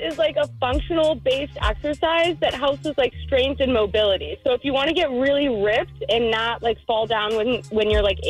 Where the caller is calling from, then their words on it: Oak Park, Illinois, United States; I'm calling from Oak Park.